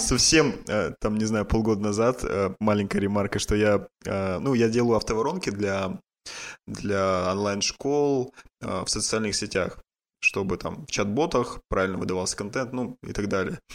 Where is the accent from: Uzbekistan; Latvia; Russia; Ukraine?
Russia; Yekaterinburg, Sverdlovsk Oblast; я сам из Екатеринбурга